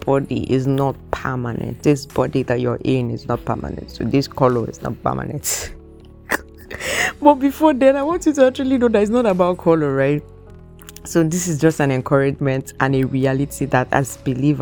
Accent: Nigeria; moved away as an adult; now in Canada; I'm Nigerian

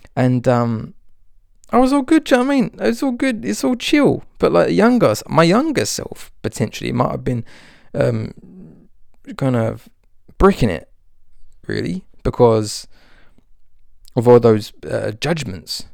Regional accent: Albion, England, United Kingdom; moved away; the place that I grew up in Albion

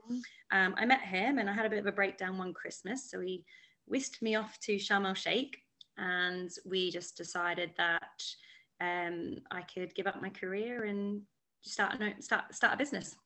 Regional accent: Australia; moved away as an adult; now in London, United Kingdom; I am originally from Australia and I followed a boy over to London

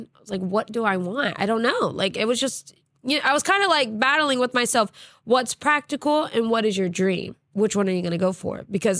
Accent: United States; I'm American, especially in another country, man. Yeah. Like, hi, I'm the American.

